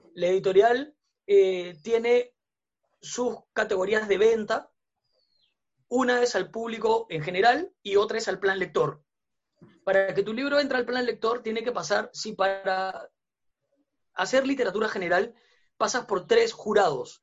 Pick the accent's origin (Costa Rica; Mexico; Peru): Peru